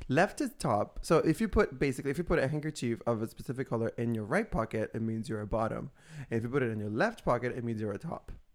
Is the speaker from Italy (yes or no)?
yes; Italy; born or raised there; moved away